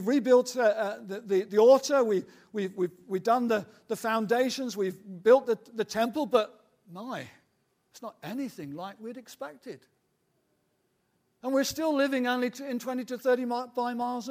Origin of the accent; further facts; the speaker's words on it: United Kingdom; those of us who are British, we kind of grow up in that kind of world of cynicism